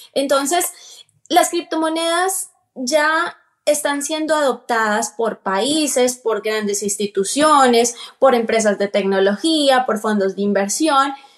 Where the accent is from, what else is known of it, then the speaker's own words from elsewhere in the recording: Colombia; moved away as an adult; now in Atlanta, United States; soy colombiana, vivo aquí en Estados Unidos, precisamente en el estado de Georgia, Atlanta. Llevo viviendo aquí 12 años.